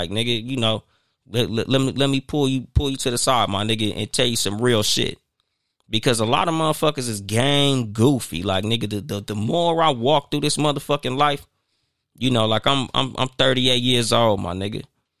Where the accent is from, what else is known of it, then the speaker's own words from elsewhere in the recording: Compton, California, United States; yeah, I'm from Compton.